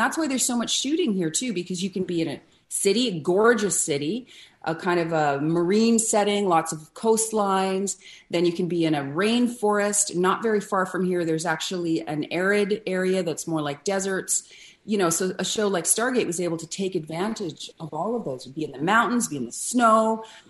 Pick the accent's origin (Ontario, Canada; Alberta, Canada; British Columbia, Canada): Ontario, Canada; Ottawa; born there; also born or lived in Vancouver; Well, I'm Canadian born. I was born in Ottawa, but I only lived there for the first few months of my life. And then Vancouver, where I lived until I was 5 or 6 years old.